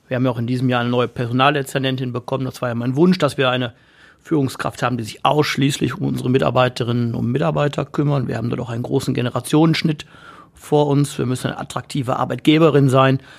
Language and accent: German; Essen, North Rhine-Westphalia, Germany; ich bin Essener, ähm, durch und durch. Ähm, meine Kindheit habe ich in Borbeck verbracht.